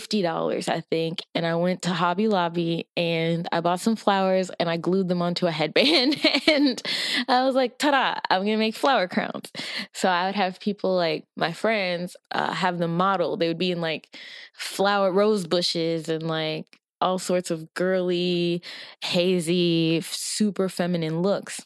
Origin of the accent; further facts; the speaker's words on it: Nigeria; I am Nigerian